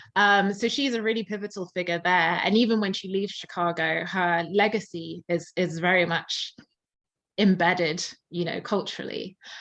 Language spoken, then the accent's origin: English; Surrey, South East England, United Kingdom; now in London, United Kingdom; I tend to say, yes, I'm from London, but I'm from the outskirts. Um, I was born in um, Surrey.